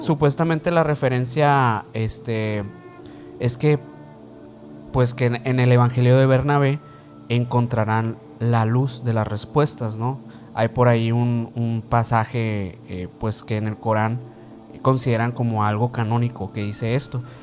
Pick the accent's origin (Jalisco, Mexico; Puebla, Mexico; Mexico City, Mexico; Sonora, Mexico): Sonora, Mexico; aquí en la aquí donde somos eh, de Sonora